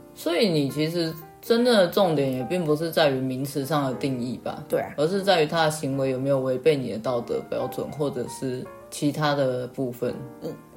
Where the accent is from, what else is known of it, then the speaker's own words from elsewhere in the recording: Taichung, Taiwan; 我们台中人